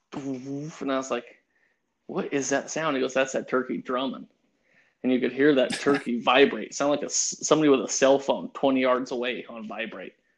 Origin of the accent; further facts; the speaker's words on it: Pueblo, Colorado, United States; I was born in Pueblo, Colorado, and I started hunting with my grandpa